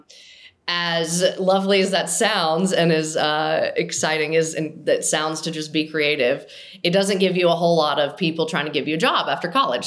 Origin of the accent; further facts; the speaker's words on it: Nashville, Tennessee, United States; I grew up in Nashville because it's where country music is